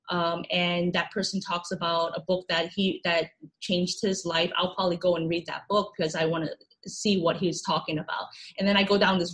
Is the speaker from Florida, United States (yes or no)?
yes; Florida, United States; I grew up in Florida